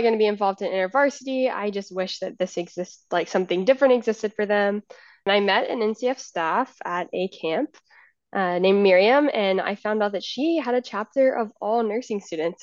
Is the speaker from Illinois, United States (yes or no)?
no; Richmond, Virginia, United States; I grew up in Richmond